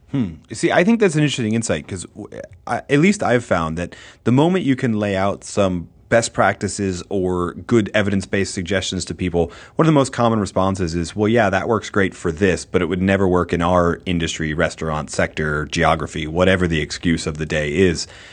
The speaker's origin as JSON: {"language": "English", "area": "outside of Boston", "region": "Massachusetts", "country": "United States", "tie": "born or raised there", "moved": "yes", "said": "I grew up outside of Boston"}